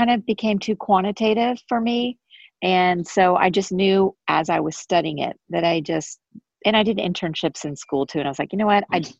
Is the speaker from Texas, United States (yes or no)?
yes; Dallas, Texas, United States; I'm from Dallas, Texas, where I actually currently am at the moment.